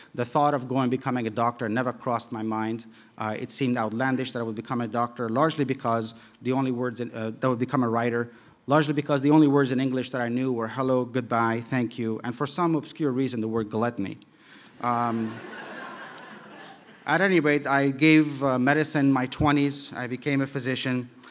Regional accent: Kabul, Afghanistan; moved away; also born or lived in Europe; growing up in Kabul in the seventies

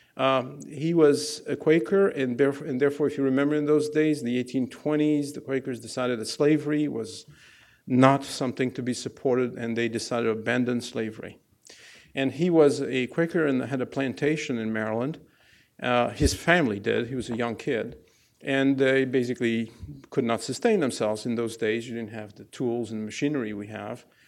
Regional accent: Algeria; English is a second language; moved away as an adult; now in United States; I grew up in Algeria in a no, no-name place.

